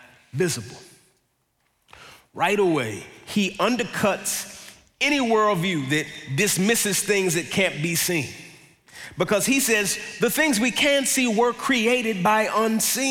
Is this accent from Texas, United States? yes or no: yes; Dallas, Texas, United States; I grew up in Dallas